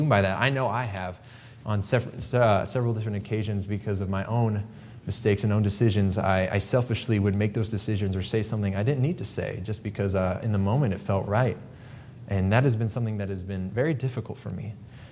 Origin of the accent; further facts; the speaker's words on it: Pittsburg, Kansas, United States; also born or lived in Quito, Ecuador; I am from Quito, Ecuador. I was born on the mission field, and I grew up in a little town called Pittsburgh, Kansas